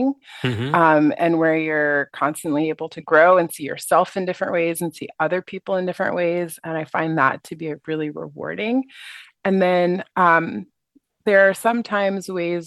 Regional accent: United States; moved away as an adult; also born or lived in Asia; being an American and being a Black person

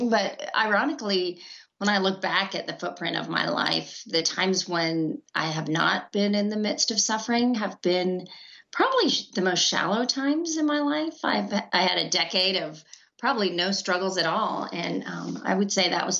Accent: India; I was born in India

